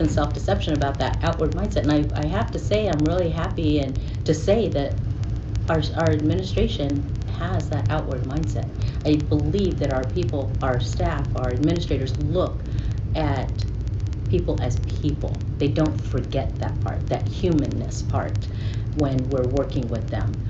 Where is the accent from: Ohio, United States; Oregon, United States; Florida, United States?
Florida, United States; we're Filipino, living in Florida in the South